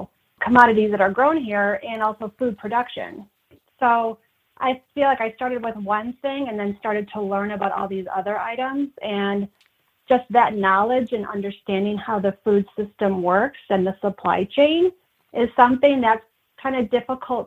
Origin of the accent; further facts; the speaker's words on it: Wisconsin, United States; moved away as an adult; now in Idaho, United States; I'm originally from Wisconsin.